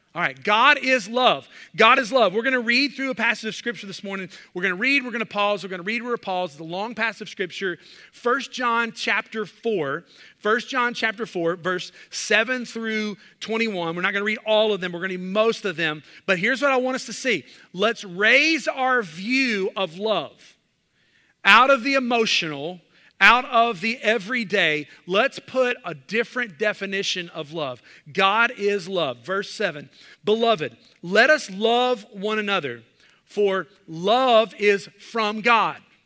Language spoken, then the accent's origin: English; the South, United States; growing up in the South